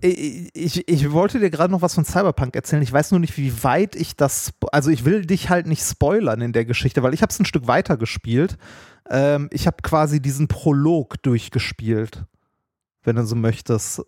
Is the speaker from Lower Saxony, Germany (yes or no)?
no; Ruhr area, North Rhine-Westphalia, Germany; ich bin ein Kind des Ruhrgebiets